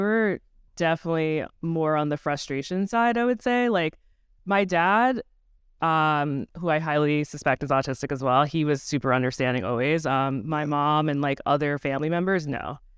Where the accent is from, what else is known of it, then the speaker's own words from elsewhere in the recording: Long Island, New York, United States; I grew up on Long Island in a really, like, ninety-eight percent white neighborhood